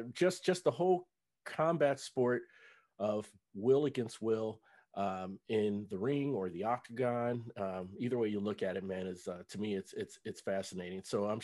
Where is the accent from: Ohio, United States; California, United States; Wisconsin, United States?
Ohio, United States; Cincinnati; And so, I live in North Texas now, but for about 6 years. But back in, I'm from Cincinnati